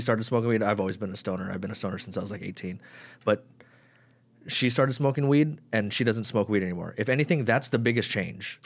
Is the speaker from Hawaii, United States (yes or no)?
no; Las Vegas, Nevada, United States; I'm from Summerlin.